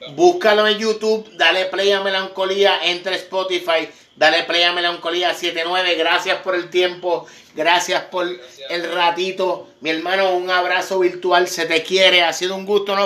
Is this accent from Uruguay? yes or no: no; Puerto Rico; como boricua